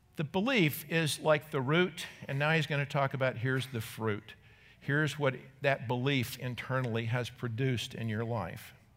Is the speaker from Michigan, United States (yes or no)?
no; North Carolina, United States; moved away; when I was a kid growing up in North Carolina